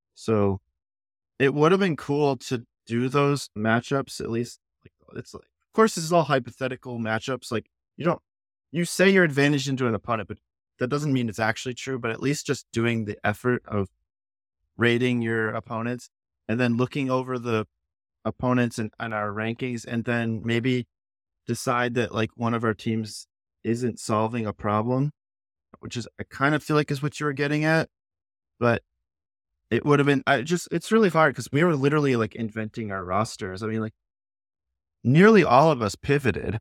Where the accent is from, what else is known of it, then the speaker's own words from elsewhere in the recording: United States; as an American